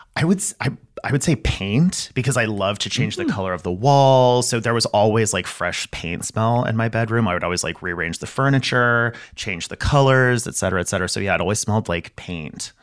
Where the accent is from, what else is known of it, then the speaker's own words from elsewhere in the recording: El Paso, Texas, United States; I grew up in El Paso, Texas, right on the border between Texas and Mexico.